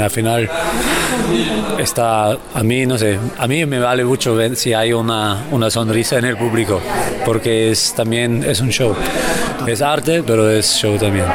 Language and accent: Spanish; Austria; Spanish is a second language; moved away as an adult; now in Barcelona, Spain; yo soy de Austria